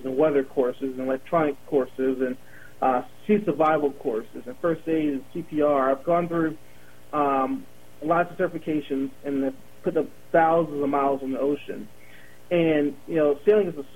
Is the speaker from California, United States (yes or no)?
no; Baltimore, Maryland, United States; I grew up in Baltimore, Maryland